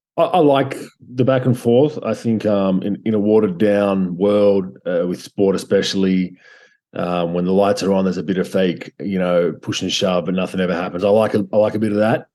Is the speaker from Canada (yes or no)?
no; Australia; moved away as an adult; also born or lived in Croatia / United States; I was a migrant technically to the US, and um, you know, my family migrated from Croatia to Australia